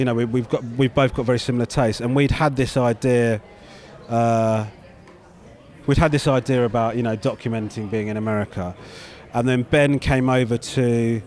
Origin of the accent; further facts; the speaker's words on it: United Kingdom; me as a Brit